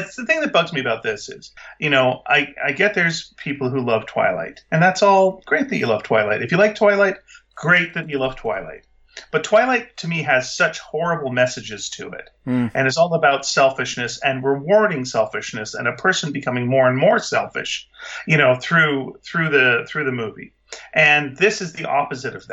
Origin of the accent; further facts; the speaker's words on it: Canada; as a Canadian